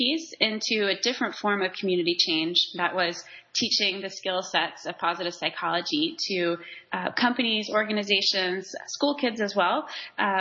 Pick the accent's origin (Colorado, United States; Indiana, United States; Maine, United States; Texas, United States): Texas, United States; Waco; moved away as an adult; my hometown of Waco